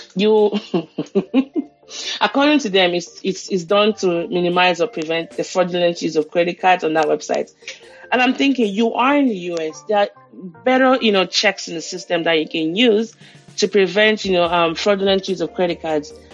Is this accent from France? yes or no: no; Nigeria; now in United States; a Nigerian living in the US